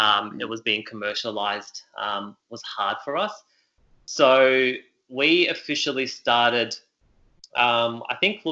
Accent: Melbourne, Victoria, Australia; also born or lived in Beirut, Lebanon; So my background is Lebanese. I was born in Beirut, Lebanon, and migrated to Australia when I was 5 years old. So have always lived in Melbourne. I think I can comfortably say I'm a Melburnian through and through.

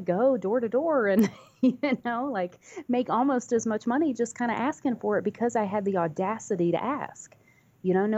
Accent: North Carolina, United States; also born or lived in Virginia / Washington, D.C.; I grew up, I was born in Virginia, Washington, D.C., and then ended up in North Carolina primarily

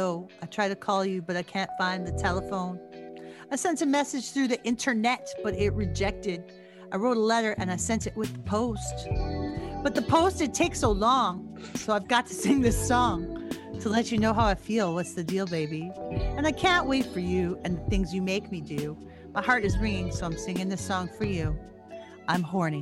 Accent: Canada; I'm Canadian

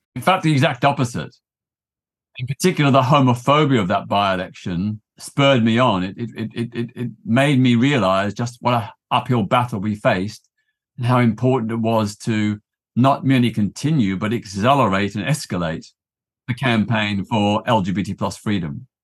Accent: Melbourne, Victoria, Australia; now in United Kingdom; I grew up in Australia in the nineteen sixties

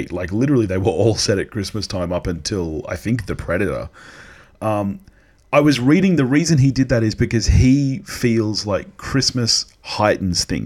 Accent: Australia; being Australian

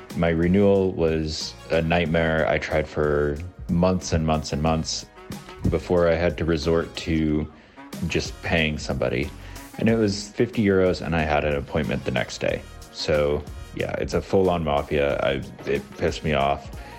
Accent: United States; now in Spain; I'm American.

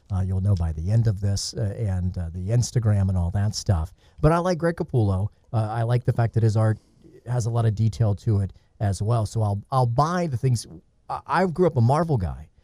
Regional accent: Atlanta, Georgia, United States; I grew up in Atlanta.

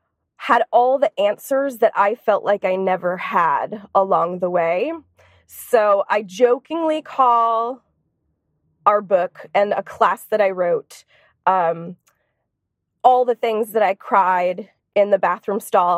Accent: Boston, Massachusetts, United States; moved away as an adult; now in Los Angeles, United States; But I moved here to Los Angeles from Boston, Massachusetts, where I was born and raised.

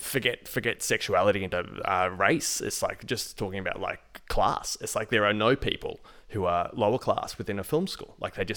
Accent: Port Arthur, Tasmania, Australia; I'm a kid from the Port Arthur massacre, and my family had to go through

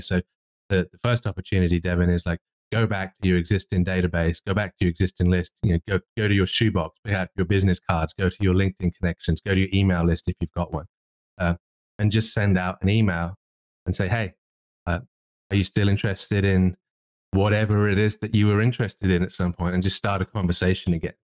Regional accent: England, United Kingdom; I'm English

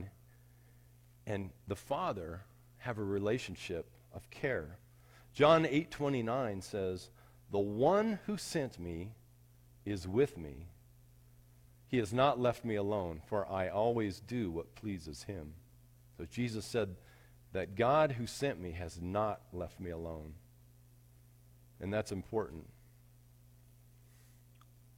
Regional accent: Arvada, Colorado, United States; When I was a kid, I grew up in Arvada

